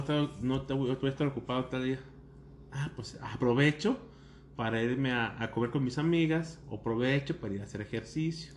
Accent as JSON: {"language": "Spanish", "town": "Jiquilpan", "region": "Michoacán", "country": "Mexico", "said": "yo soy de Jiquilpa, que es pues a una hora de aquí"}